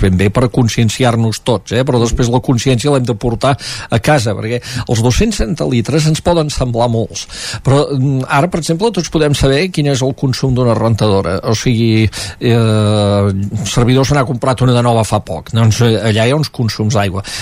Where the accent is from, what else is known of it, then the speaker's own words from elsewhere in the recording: Catalonia, Spain; vaig entendre la gent de l'Ebre quan a vegades es revolten contra tot i ho som el cul de Catalunya